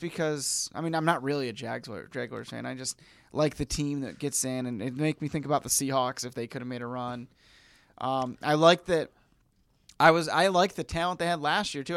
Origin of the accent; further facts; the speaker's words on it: Syracuse, New York, United States; now in Seattle, United States; we're both from Syracuse, New York